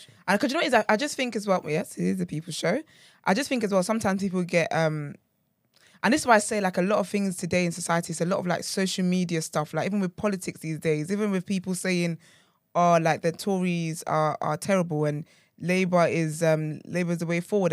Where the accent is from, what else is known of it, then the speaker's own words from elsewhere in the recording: Nigeria; I'm, I'm proudly Nigerian